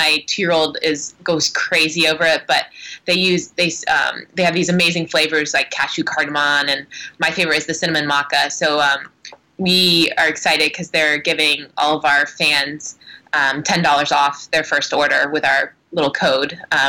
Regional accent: Oregon, United States; We are from Oregon. We are obsessed with local Oregon microbreweries that make good IPAs.

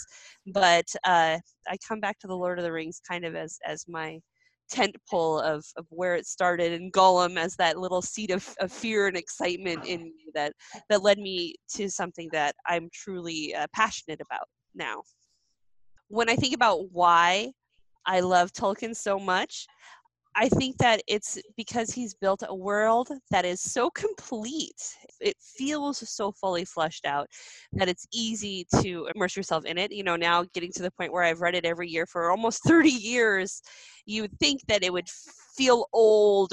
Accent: Great Falls, Montana, United States; moved away; I am originally from Great Falls, Montana

